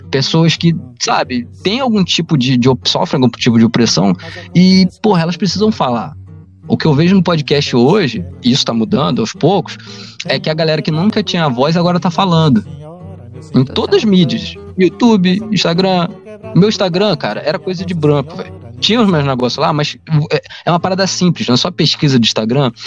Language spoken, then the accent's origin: Portuguese; Rio de Janeiro, Brazil; A gente é carioca fluminense